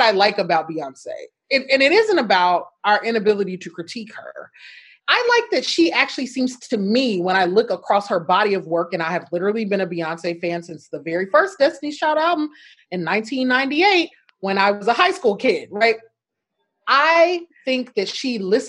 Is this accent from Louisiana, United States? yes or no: yes; Shreveport, Louisiana, United States; my hometown of Shreveport, Louisiana